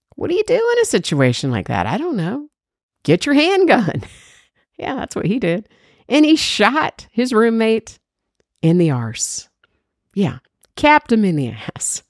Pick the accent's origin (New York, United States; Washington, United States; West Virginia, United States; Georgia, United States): Georgia, United States; everybody knows I'm from Georgia